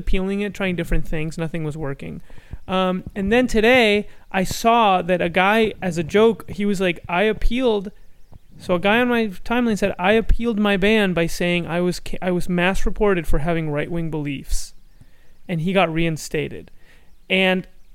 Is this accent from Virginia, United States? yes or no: no; Silver Spring, Maryland, United States; I'm from Silver Spring, Maryland